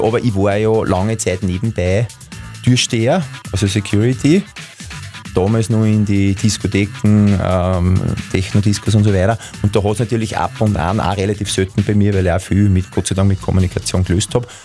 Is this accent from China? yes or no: no; Linz, Upper Austria, Austria; ich bin ein Linzer